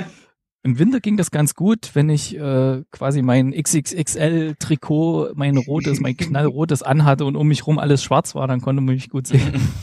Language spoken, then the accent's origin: German; Gera, Thuringia, Germany; moved away as an adult; now in Stuttgart, Germany; ganz ursprünglich komme ich aus Gera im schönen Thüringen und mich hat 2009 hier ins Ländle verschlagen